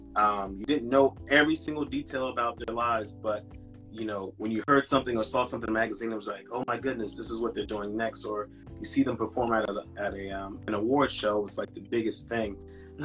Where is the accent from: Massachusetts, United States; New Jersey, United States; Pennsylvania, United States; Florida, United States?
Pennsylvania, United States; Philadelphia; I'm from Philadelphia, uh, Pennsylvania